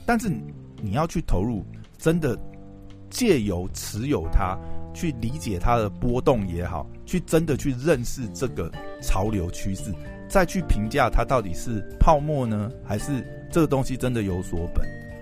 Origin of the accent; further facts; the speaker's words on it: Taiwan; 我们台湾人